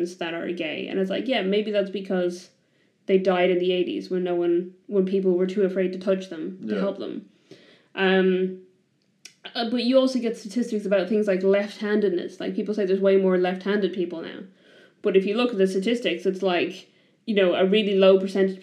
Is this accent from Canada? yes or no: no; Ireland; I come from Ireland